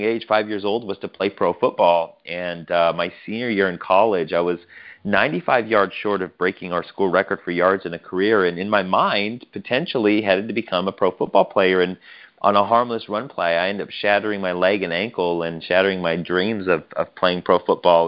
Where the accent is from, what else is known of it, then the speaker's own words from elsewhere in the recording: Colorado, United States; Born and raised in Colorado